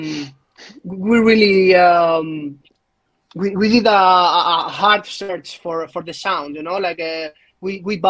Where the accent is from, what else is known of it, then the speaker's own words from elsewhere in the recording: Spain; English is a second language; also born or lived in Madrid; I am from Spain.